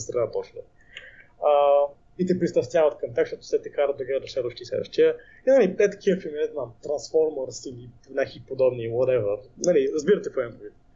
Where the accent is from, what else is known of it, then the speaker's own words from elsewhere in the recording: Bulgaria; аз съм българин